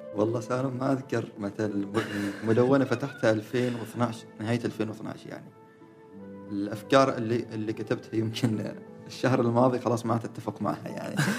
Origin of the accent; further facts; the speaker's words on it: Oman; احنا كعمانيين